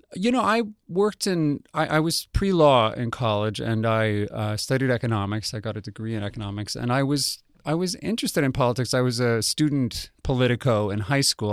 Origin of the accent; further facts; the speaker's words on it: Albuquerque, New Mexico, United States; moved away; I grew up in Albuquerque, New Mexico